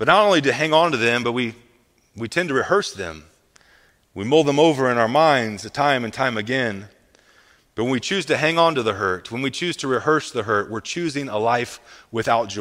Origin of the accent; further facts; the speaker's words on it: Midwest, United States; I'm from the Midwest